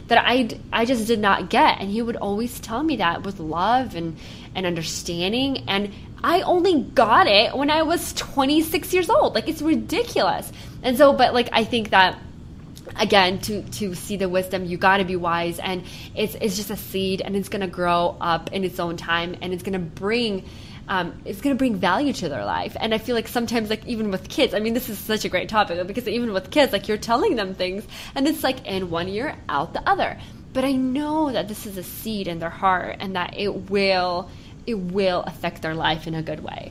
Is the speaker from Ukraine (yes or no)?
yes; Ukraine; moved away; I was born in Ukraine